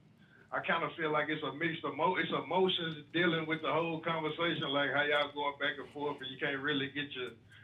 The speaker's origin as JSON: {"language": "English", "town": "Nashville", "region": "Tennessee", "country": "United States", "said": "I'm from Nashville, Tennessee."}